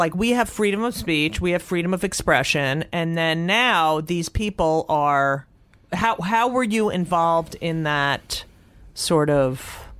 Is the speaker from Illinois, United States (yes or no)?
no; Newark, New Jersey, United States; also born or lived in Elizabeth, New Jersey / Clark, New Jersey; I was born in Newark. Then we lived in Elizabeth. I was just born in Beth Israel Hospital. And then we moved to Clark.